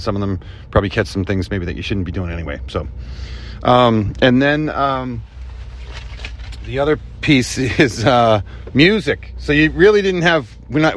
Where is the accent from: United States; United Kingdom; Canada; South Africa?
United States; Boston, Massachusetts; where I grew up in South Boston